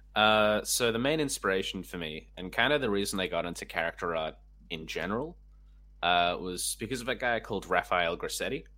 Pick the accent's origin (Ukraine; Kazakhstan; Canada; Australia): Australia; Canberra, Australian Capital Territory; I'm from Canberra originally